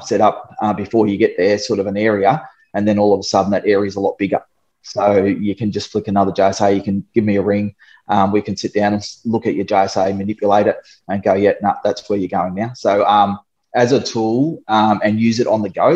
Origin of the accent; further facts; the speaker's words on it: Darwin, Northern Territory, Australia; moved away as an adult; also born or lived in Sydney; I grew up in Darwin